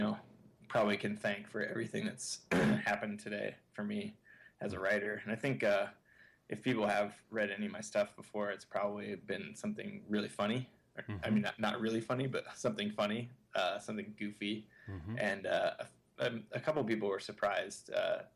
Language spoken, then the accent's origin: English; United States; growing up in America